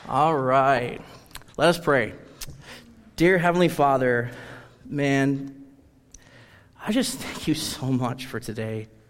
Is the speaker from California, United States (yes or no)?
no; Rice Lake, Wisconsin, United States; I am from Rice Lake, Wisconsin. I was born and raised in Rice Lake